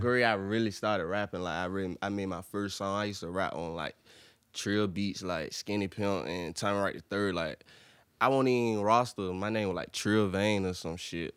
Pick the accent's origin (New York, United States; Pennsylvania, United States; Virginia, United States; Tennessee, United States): Virginia, United States; Portsmouth; I'm from Portsmouth